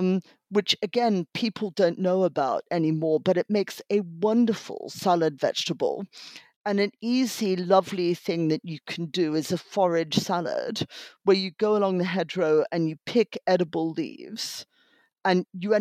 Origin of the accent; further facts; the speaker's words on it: Australia; I grew up in Australia and therefore studied Captain Cook and his voyages every year in primary school.